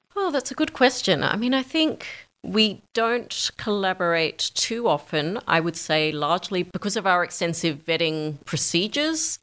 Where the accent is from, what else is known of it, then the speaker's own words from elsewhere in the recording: Australia; moved away as an adult; also born or lived in New York; I moved from New York back to Australia to set up the Australia office